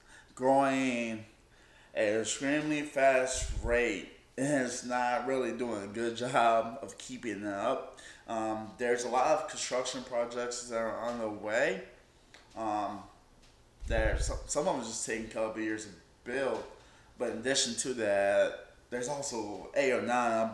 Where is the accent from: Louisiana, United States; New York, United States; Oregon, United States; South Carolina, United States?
South Carolina, United States; I grew up in South Carolina